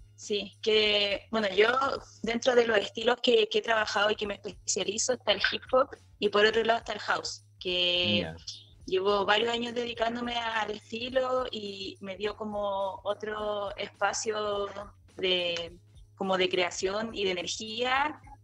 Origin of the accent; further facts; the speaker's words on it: Santiago, Santiago Metropolitan Region, Chile; Yo soy de Santiago, pero estoy